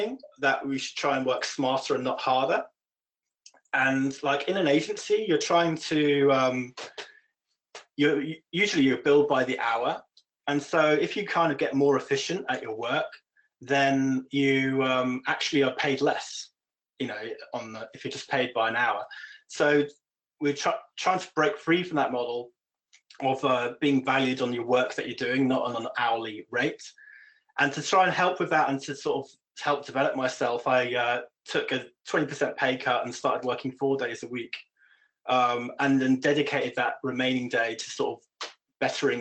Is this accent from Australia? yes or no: no; United Kingdom; moved away as an adult; now in Copenhagen, Denmark; I'm British